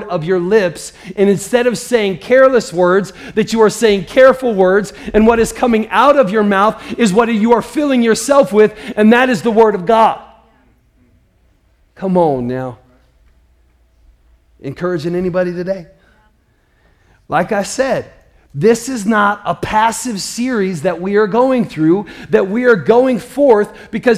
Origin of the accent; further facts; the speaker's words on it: Midwest, United States; I grew up in the Midwest